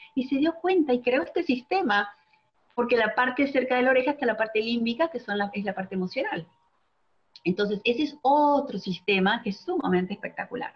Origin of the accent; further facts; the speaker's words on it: Argentina; moved away as an adult; now in Miami, United States; soy de Argentina, pero vivo en Miami hace 17 años